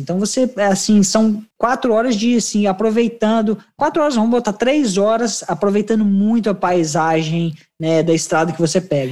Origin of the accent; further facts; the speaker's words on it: Brazil; now in Melbourne, Australia; eu como brasileiro